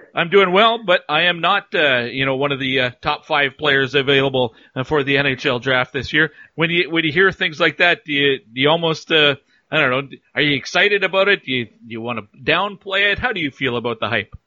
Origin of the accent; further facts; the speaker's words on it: Cold Lake, Alberta, Canada; a Cold Lake guy myself